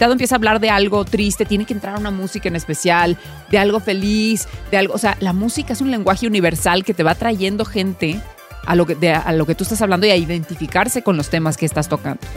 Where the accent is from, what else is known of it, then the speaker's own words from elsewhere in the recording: Mexicali, Baja California, Mexico; O sea, soy de Mexicali, crecí en las calles y, la base era el tope cuando jugábamos a la Trice